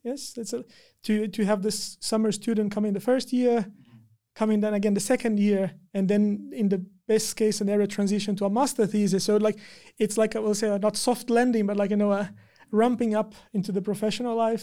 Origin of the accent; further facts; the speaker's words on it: Brazil; moved away as an adult; also born or lived in China; now in Tampere, Finland; I'm from Brazil